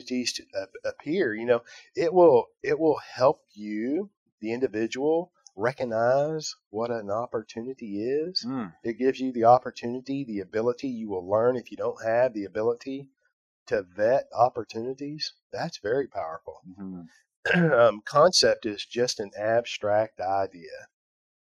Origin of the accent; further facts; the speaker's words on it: Fort Worth, Texas, United States; I'm from Fort Worth, Texas